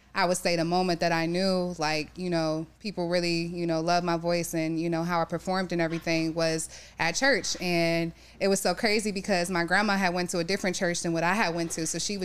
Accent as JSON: {"language": "English", "town": "Youngstown", "region": "Ohio", "country": "United States", "moved": "yes", "lives_now": "Cleveland, United States", "said": "I'm originally from Youngstown, Ohio."}